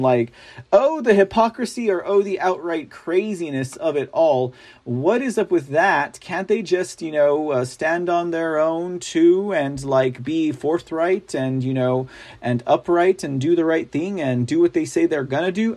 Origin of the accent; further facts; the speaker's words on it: Texas, United States; I am a Texan